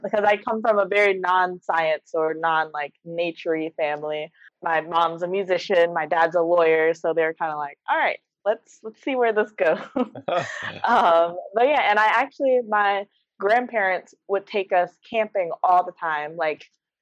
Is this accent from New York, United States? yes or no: no; Detroit, Michigan, United States; moved away as an adult; now in Florida, United States; I grew up in Detroit, Michigan, a big city there